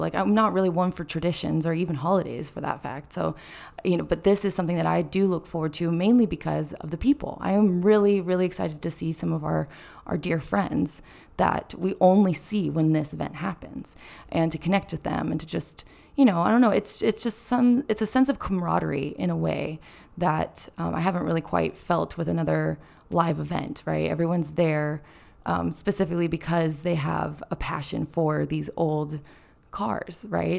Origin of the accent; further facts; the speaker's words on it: Carmel, California, United States; I'm from Carmel, which is the little, um, cute beach town right next to Pebble Beach